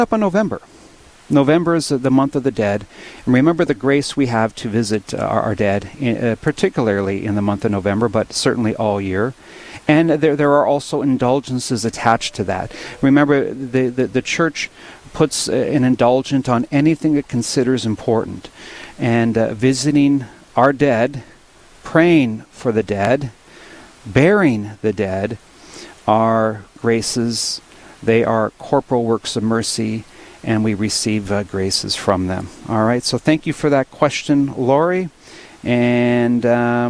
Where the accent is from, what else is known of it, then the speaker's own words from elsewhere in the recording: Williston, North Dakota, United States; also born or lived in Mandan, North Dakota; now in Dickinson, United States; In Williston, my hometown, my old stomping grounds